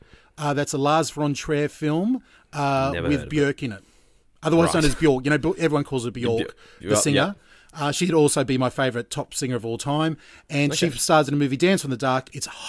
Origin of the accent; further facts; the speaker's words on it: Gold Coast, Queensland, Australia; also born or lived in Brisbane; now in Geelong, Australia; I was born in Brisbane and raised on the Gold Coast. So I consider myself a Queenslander. Living down here in Geelong.